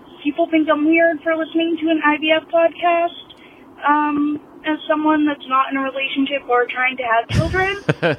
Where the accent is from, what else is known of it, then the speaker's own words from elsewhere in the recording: Gloucester, Massachusetts, United States; also born or lived in Rockport, Massachusetts / Beverly, Massachusetts; My apartment in Beverly. and for other North Shore towns. I hang out in Danvers and Peabody, and I grew up in Rockport and Gloucester.